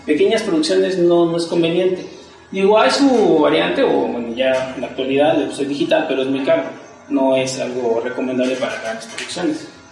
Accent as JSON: {"language": "Spanish", "region": "Mexico City", "country": "Mexico", "said": "desde que salí de la universidad, allá de Xochimilco, también soy de allá."}